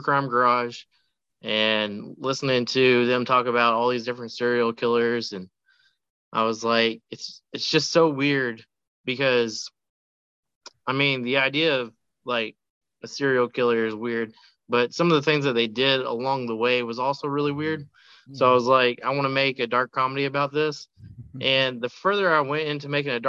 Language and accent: English; Radcliff, Kentucky, United States; in Radcliffe, Kentucky. This is actually the first feature to ever be filmed in the city. It's my hometown.